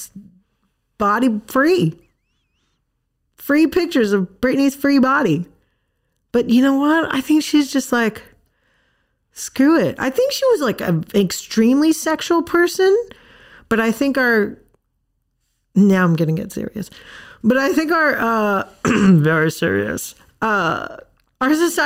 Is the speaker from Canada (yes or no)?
no; Thailand; moved away; I grew up in Thailand